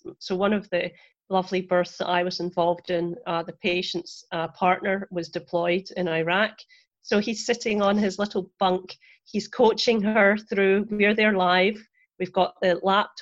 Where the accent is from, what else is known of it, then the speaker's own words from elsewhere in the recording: Scotland, United Kingdom; moved away as an adult; now in Florida, United States; I'm originally from Scotland. I trained there as a nurse and a midwife